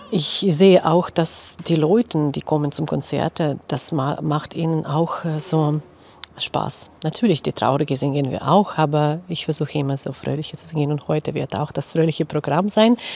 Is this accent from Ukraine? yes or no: yes; Ukraine; German is a second language; über die Heimatland singe ich und dann stelle ich mir vor mein Heimatland Ukraine.